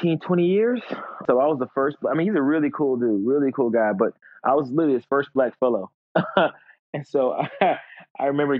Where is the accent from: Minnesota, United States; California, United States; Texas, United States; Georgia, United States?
Georgia, United States; Atlanta; now in Florida, United States; I'm from Atlanta